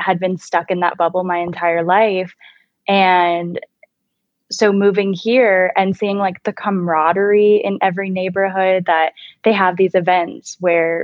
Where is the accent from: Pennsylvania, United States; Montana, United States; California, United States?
California, United States; Anaheim; moved away as an adult; now in Orange County, Florida, United States; I was born in Anaheim, California, and grew up 15 minutes from the beach, my entire life